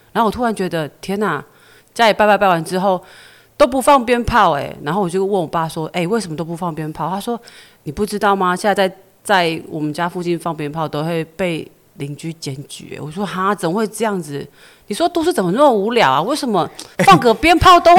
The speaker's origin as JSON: {"language": "Chinese", "region": "Taipei", "country": "Taiwan", "tie": "born or raised there", "moved": "as an adult", "lives_now": "Fuli, Taiwan", "said": "我台北人。"}